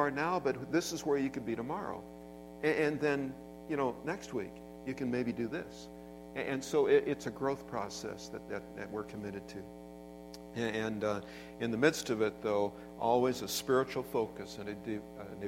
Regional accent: Everett, Washington, United States; I grew up in Everett, and so, you know, not that far away.

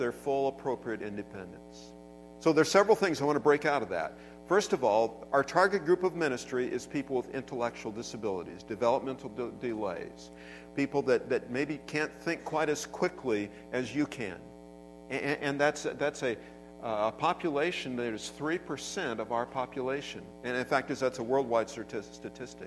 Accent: Everett, Washington, United States; I grew up in Everett, and so, you know, not that far away.

